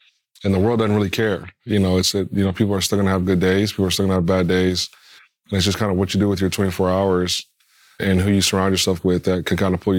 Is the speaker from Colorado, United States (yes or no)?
yes; Colorado, United States; It was a fun one.